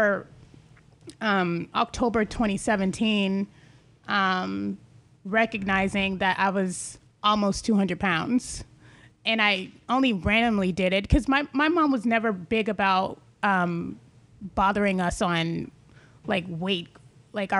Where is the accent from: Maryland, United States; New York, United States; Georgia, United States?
Georgia, United States; Atlanta; moved away as an adult; now in California, United States; I was raised in Atlanta, Georgia, and, being raised in the South